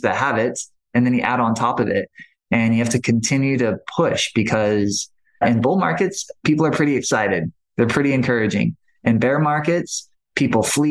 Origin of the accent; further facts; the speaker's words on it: Maui, Hawaii, United States; I grew up on Maui.